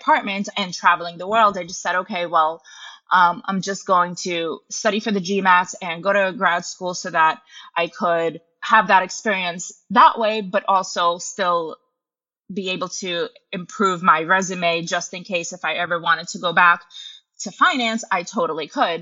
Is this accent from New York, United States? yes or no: yes; New York, United States; also born or lived in Russia; I moved to New York with my mom when I was 8. My mom was a single mom, and growing up in New York